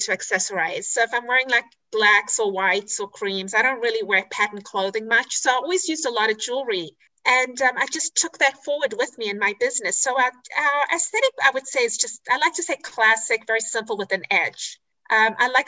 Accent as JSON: {"language": "English", "country": "South Africa", "tie": "born or raised there", "also_born_or_lived": "Israel", "moved": "yes", "lives_now": "United States", "said": "I grew up in South Africa, as you can hear from my accent, and in Israel."}